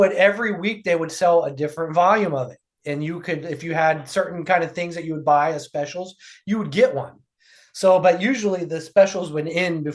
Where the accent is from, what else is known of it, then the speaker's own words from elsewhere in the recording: Ohio, United States; Ohio, which is my home state.